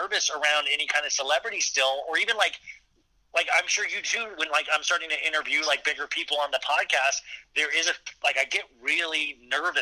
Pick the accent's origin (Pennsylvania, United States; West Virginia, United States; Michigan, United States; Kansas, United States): Kansas, United States; I grew up in Kansas